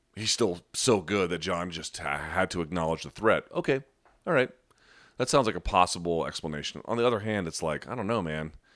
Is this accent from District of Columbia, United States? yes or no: yes; Washington, District of Columbia, United States; my hometown, of Washington, D C